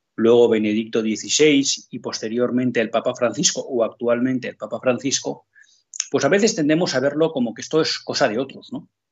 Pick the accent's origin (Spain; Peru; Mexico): Spain; como católicos, en primer lugar, y como españoles, en segundo lugar